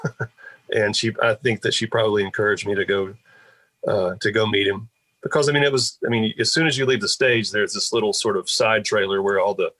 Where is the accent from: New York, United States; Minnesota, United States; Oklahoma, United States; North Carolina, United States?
North Carolina, United States; Asheville; growing up in Asheville, there was a studio there